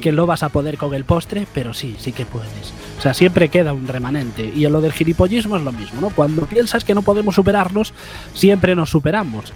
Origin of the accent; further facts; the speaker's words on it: Galicia, Spain; siendo gallegos como somos